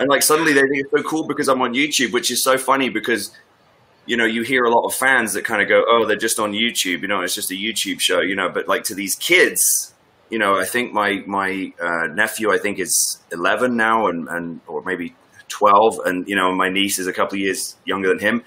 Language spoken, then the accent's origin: English; Northwest Norfolk, East of England, United Kingdom; I grew up in Northwest Norfolk